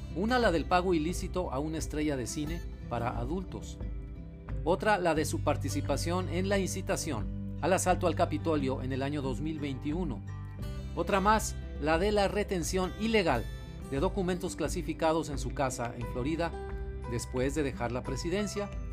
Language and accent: Spanish; Mexico; como mexicano